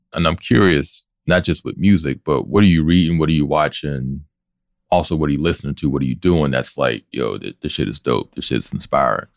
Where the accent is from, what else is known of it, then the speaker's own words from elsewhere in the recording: Pittsburgh, Pennsylvania, United States; Pittsburgh, our own language, our own accent, our own references